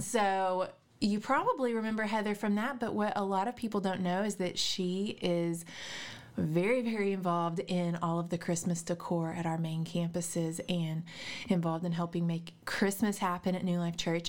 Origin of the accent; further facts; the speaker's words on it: Little Rock, Arkansas, United States; I grew up in Little Rock